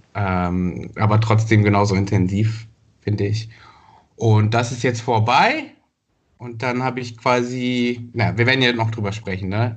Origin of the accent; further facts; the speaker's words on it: Rwanda; moved away; eine Verfilmung seiner Geschichten immer als Kind in Ruanda gesehen